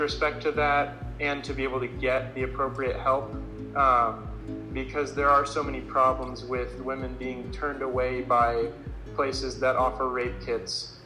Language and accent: English; Lafayette, Colorado, United States; also born or lived in Fort Collins, Colorado; I am from Lafayette, Colorado, which is just about an hour south of uh, where I go to school now